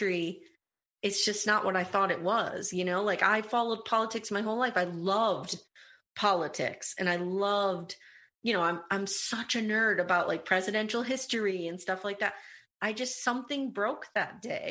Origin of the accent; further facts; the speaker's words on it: United States; As an American